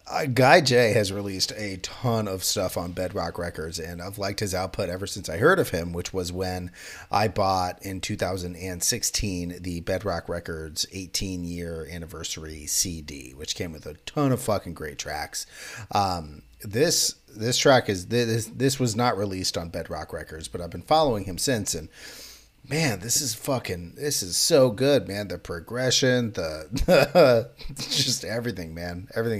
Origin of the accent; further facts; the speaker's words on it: United States; but I'm very American.